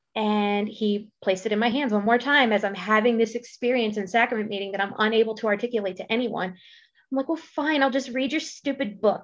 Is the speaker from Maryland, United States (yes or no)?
yes; Maryland, United States; now in Boise, United States; I'm originally from the East Coast. I'm from Maryland.